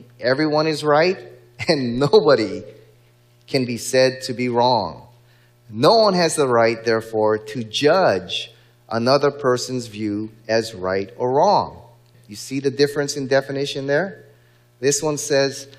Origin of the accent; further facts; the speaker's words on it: Hawaii, United States; in my home state of Hawaii